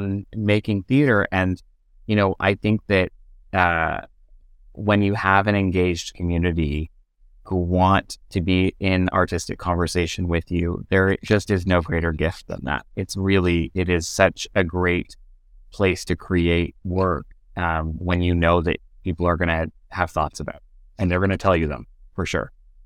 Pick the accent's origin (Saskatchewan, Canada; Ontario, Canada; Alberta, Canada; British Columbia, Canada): Ontario, Canada; Kingston; No, and you know, I grew up in Kingston, and there there isn't a main professional theater in Kingston that exists.